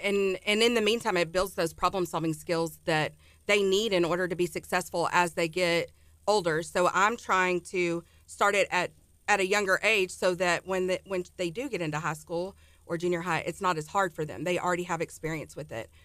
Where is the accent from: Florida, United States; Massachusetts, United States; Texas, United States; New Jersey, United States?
Texas, United States; Ennis; The Dallas area.